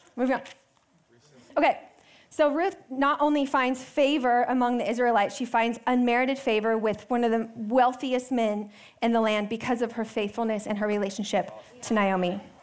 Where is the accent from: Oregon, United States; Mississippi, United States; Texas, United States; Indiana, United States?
Texas, United States; moved away; I grew up in Texas. I love Texas. Um, and I lived in a pretty big city uh, until middle school